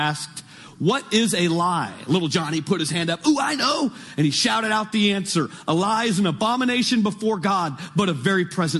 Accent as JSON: {"language": "English", "region": "California", "country": "United States", "tie": "born or raised there", "said": "I was born and raised in Northern California, and I was a good child, grew up in a Christian home."}